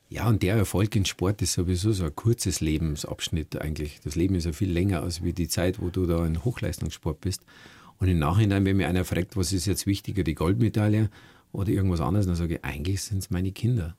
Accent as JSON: {"language": "German", "town": "Schliersee", "region": "Bavaria", "country": "Germany", "tie": "born or raised there", "said": "meine Familie und meine Heimat am Schliersee"}